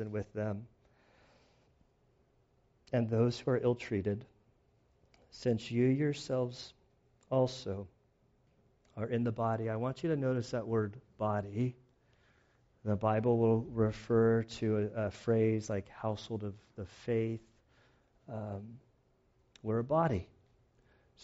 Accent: United States; as an American for being a pastor

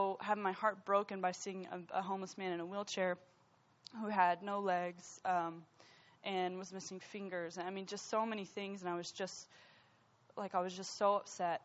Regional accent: United States; being an American

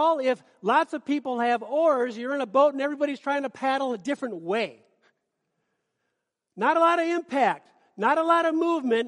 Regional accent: Minnesota, United States; moved away; I'm from Minnesota

